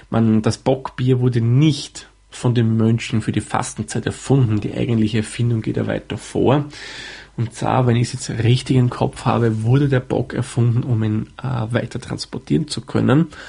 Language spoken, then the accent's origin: German; Austria; man vermutlich etwas an meiner Aussprechweise heraushören kann oder vermuten kann, sagen wir mal so, komme ich aus Österreich.